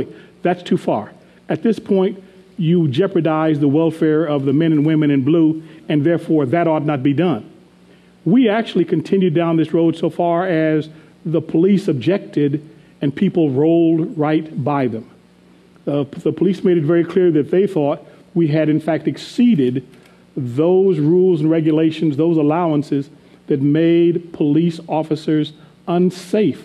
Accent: Arizona, United States; I grew up in Arizona

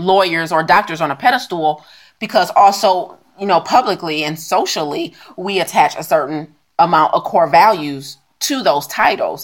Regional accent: United States; also born or lived in China; I'm American.

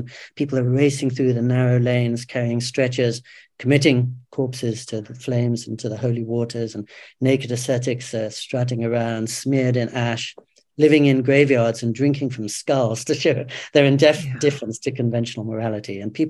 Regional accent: England, United Kingdom; moved away as an adult; now in Japan; I'm older than you, but I had exactly that same experience growing up in England.

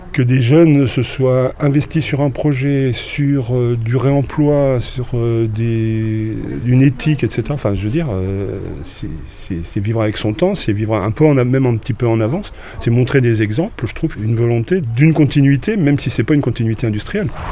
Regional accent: Rouen, Normandy, France; moved away as an adult; je suis originaire de, Haute-Normandie, de Rouen, mais installé à, sur depuis les années 76-77

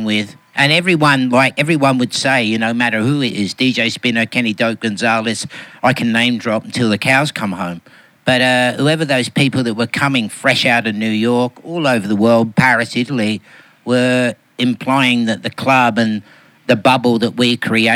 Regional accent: Melbourne, Victoria, Australia; I'm from Melbourne

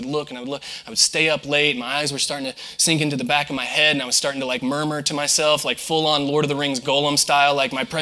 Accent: southern Indiana, United States; moved away as an adult; now in Florida, United States; I'm from Indiana, born and raised, and went to school there and moved to Florida about 10 years ago

